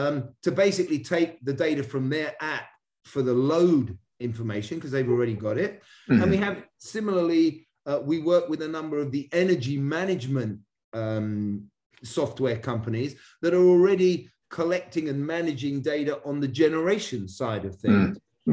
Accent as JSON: {"language": "English", "region": "England", "country": "United Kingdom", "tie": "born or raised there", "lives_now": "United States", "said": "And it also shows my Brit growing up on the River Thames history here, where I used to row, crew, as you call it here in America."}